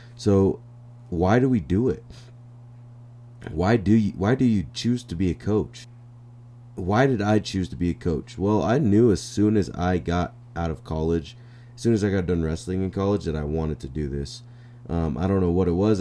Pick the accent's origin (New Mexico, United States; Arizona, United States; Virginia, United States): New Mexico, United States; come back to my hometown and become the head coach here